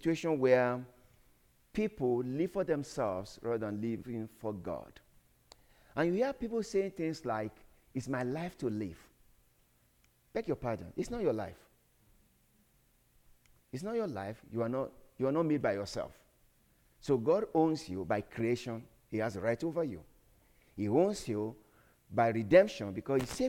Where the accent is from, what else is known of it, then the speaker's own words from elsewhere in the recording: Nigeria; I come from Nigeria